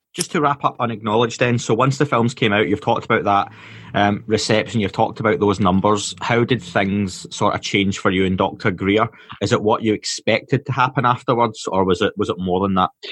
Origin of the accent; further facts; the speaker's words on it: Scotland, United Kingdom; being Scottish